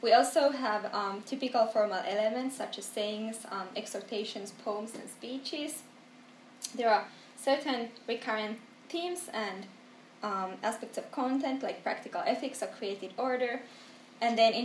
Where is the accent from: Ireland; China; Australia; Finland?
Finland; Helsinki, Uusimaa; also born or lived in Manchester / New Haven / Jerusalem; I come from Helsinki